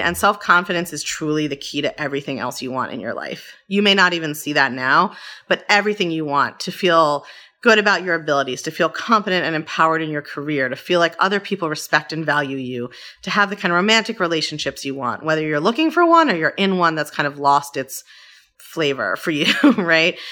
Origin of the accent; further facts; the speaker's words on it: Baltimore, Maryland, United States; I grew up in Baltimore